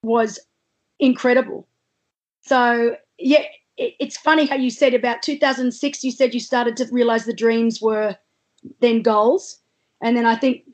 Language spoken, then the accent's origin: English; Australia; As an Australian athlete